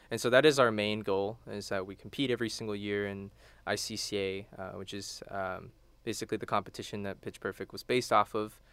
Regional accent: Houston, Texas, United States; also born or lived in College Station, Texas; I'm from Houston.

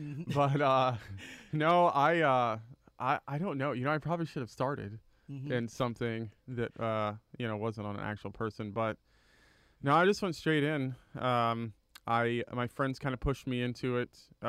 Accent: California, United States; also born or lived in Miami, Florida; now in College Station, United States; Well, currently live in College Station, but we moved around a lot, so I spent a lot of time in California and then kind of Southern Florida, Miami area.

